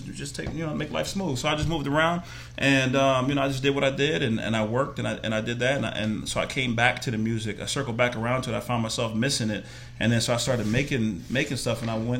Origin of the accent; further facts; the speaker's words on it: New Jersey, United States; both my parents, we talked about, we're from Jersey originally.